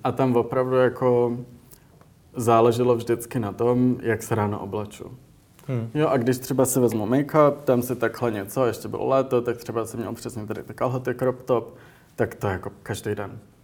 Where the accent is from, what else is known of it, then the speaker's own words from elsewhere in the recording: Prague, Czechia; moved away as an adult; also born or lived in United States; jsem vyrůstal v Praze